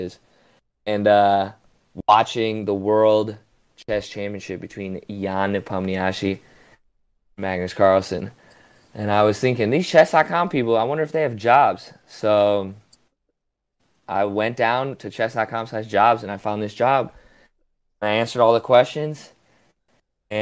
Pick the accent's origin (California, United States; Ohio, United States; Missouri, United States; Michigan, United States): Michigan, United States; also born or lived in Florida; I was born in Florida and then grew up in Michigan, so shout out to all my Michigan people